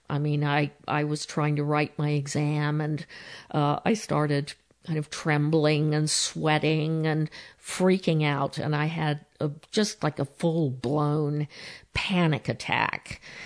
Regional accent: San Diego, California, United States; though my parents were both British, uh, I was born in San Diego

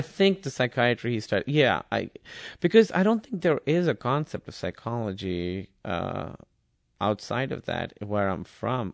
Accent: Karachi, Sindh, Pakistan; English is a second language; moved away as an adult; also born or lived in Iowa, United States; now in United States; I grew up in Karachi, and it was very, very, uh, urban

